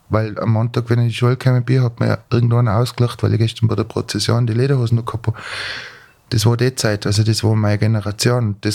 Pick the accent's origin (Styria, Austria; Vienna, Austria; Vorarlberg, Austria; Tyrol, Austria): Tyrol, Austria; Also ich werde als Tiroler mein Polka oder mein Walzer immer anders spielen wie der Steirer.